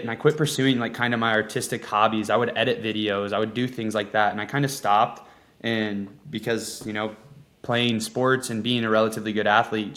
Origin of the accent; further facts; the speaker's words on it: Ohio, United States; moved away as an adult; also born or lived in Clearwater, Florida; I grew up in Ohio